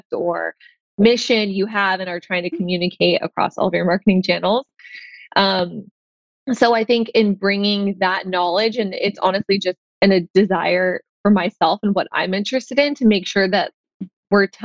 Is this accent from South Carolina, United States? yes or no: no; Tampa, Florida, United States; now in Santa Monica, United States; I am in Santa Monica, California, but I grew up in Tampa, Florida